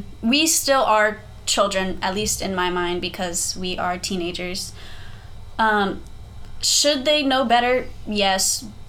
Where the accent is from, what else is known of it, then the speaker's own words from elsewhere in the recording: South Texas, United States; moved away as an adult; now in North Texas, United States; I grew up in South Texas my whole life. I've never lived anywhere else.